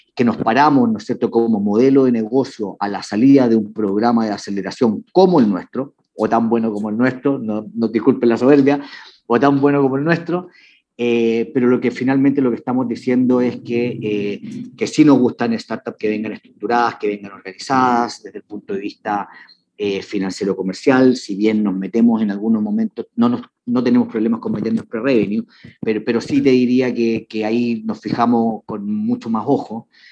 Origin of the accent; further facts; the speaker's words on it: Chile; Yo soy, bueno, chileno